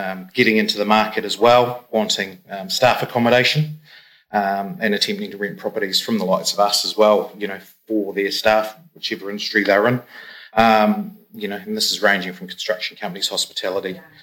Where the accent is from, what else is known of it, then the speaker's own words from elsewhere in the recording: Christchurch, Canterbury, New Zealand; moved away as an adult; now in Queenstown, New Zealand; I'm from Christchurch. I moved down in 2002